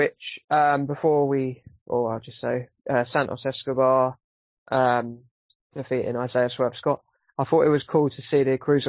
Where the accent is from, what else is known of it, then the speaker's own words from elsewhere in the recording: United Kingdom; as a British person